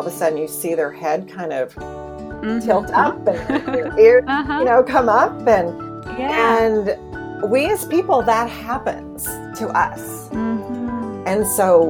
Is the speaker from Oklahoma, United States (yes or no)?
yes; Oklahoma, United States; moved away as an adult; also born or lived in Seattle; was born and raised on the Bible Belt. Like literally, I lived in Oklahoma, a mile from Route 66